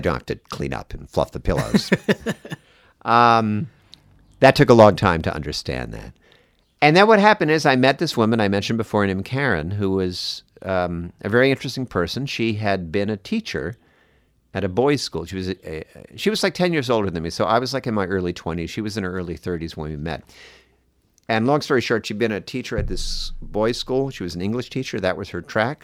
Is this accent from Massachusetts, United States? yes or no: no; New Jersey, United States; I grew up in New Jersey